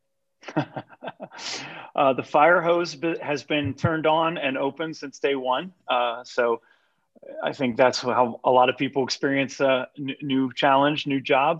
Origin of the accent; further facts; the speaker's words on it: Pittsburgh, Pennsylvania, United States; moved away as an adult; now in York, United States; I'm from the Pittsburgh area, I have spent most of my life there